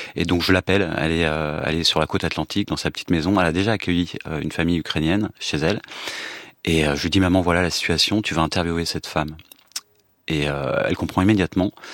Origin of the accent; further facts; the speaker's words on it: France; en tant que français d'origine russe